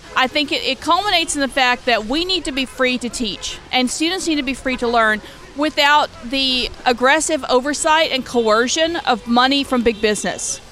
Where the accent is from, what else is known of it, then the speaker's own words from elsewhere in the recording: Louisiana, United States; now in Los Angeles, United States; I'm originally from Louisiana